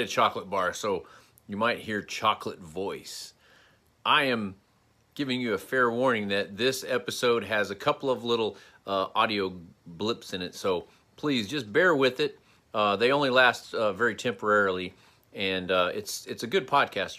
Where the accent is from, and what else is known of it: United States